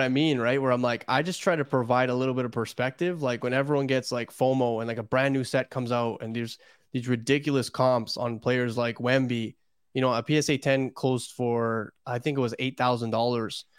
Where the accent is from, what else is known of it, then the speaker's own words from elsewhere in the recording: Toronto, Ontario, Canada; I'm from Toronto